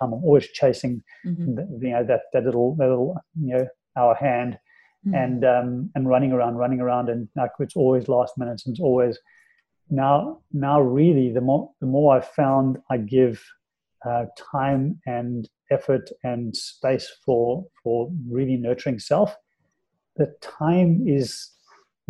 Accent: South Africa; moved away; being in South Africa and living in South Africa and growing up in South Africa

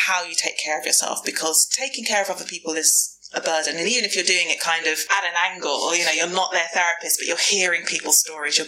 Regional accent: London, United Kingdom; I'm a Londoner. I was born and raised in the bubble.

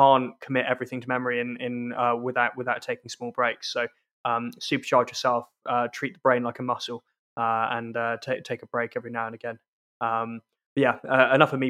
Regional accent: South East England, United Kingdom; also born or lived in London; now in Scotland; despite being Scottish, and you can tell from my accent, I grew up in the southeast of England

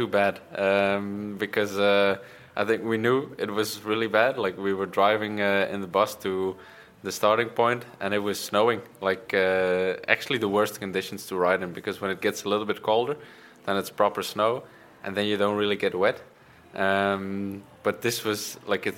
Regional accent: Bruges, Flanders, Belgium; I grew up in Bruges.

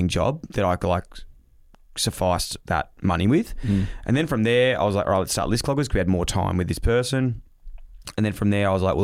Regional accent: Victoria, Australia; I was from Vic

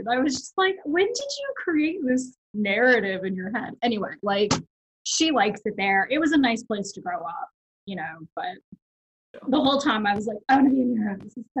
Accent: a town in Alabama on the Gulf Coast, United States; moved away as an adult; also born or lived in San Diego, California; So I was born in San Diego. And oh, nice. When I was about six, we moved to a town in Alabama, mm-hmm. on the Gulf Coast. And that's where my mom still lives, and that's where like most of my childhood was spent.

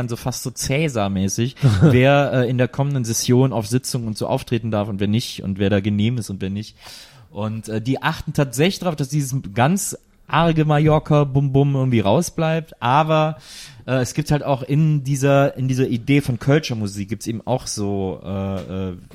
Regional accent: Cologne, North Rhine-Westphalia, Germany; Und trotzdem war klar, dass wir sind alle Kölsche und das ist unsere Stadt und wir lieben uns.

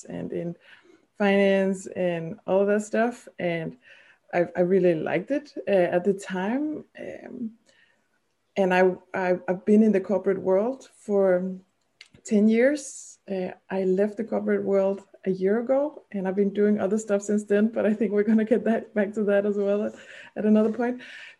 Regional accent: Denmark; English is a second language; also born or lived in Copenhagen; I'm from Denmark and I still live in Denmark

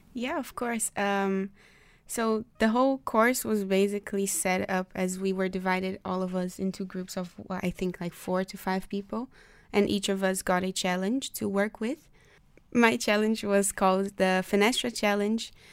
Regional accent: Brazil; now in The Hague, Netherlands; I am from Brazil, but I'm also partly Dutch

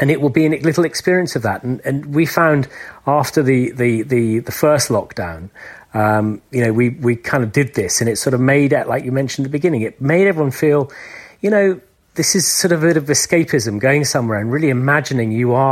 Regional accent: England, United Kingdom; I'm an Englishman

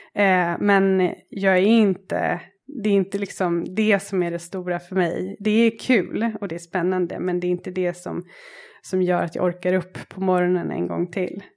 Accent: Täby, Stockholm County, Sweden; moved away as an adult; also born or lived in Dar es Salaam, Tanzania; now in Nairobi, Kenya; Jag växte upp i Täby med en syster och i en kärnfamilj med mamma och pappa

